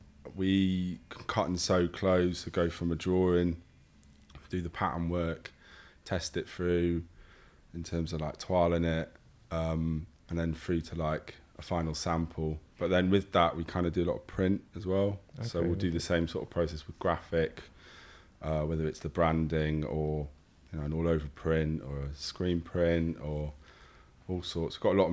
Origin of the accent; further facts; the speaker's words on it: Liverpool, North West England, United Kingdom; born there; I was born in Liverpool.